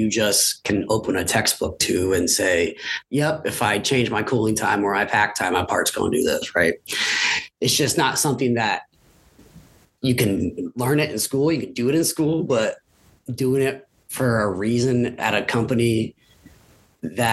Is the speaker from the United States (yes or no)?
yes; Williamsport, Pennsylvania, United States; come back to my hometown and my alma mater